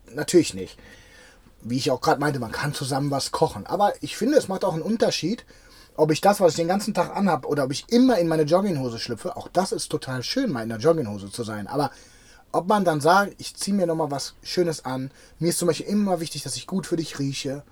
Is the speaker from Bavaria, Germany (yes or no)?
no; Cologne, North Rhine-Westphalia, Germany; meine Heimatstadt